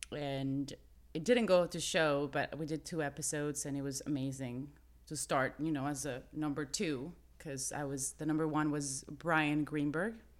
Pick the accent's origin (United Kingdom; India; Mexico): Mexico; moved away as an adult; now in Los Angeles, United States; I'm Mexican-American, but I grew up in Mexico